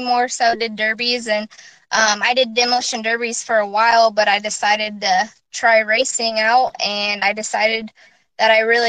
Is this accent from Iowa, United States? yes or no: yes; Keokuk, Iowa, United States; Okay, I'm from Keokuk, Iowa. I'm 20 years old.